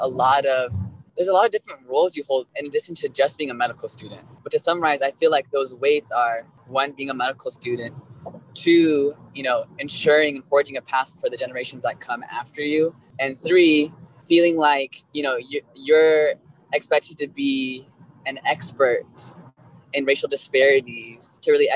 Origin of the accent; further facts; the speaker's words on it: Costa Mesa, California, United States; moved away as an adult; also born or lived in Northeast United States; now in San Francisco, United States; I grew up in Orange County